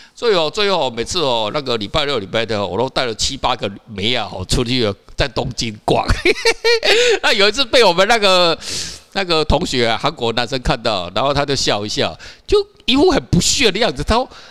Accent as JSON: {"language": "Chinese", "country": "Taiwan", "accent": "Taiwanese accent", "said": "我是台湾人"}